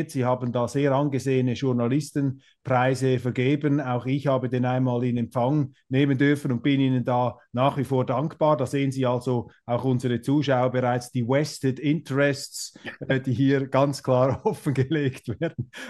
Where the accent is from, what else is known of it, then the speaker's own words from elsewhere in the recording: Switzerland; now in Germany; wenn man als Schweizer in Deutschland ist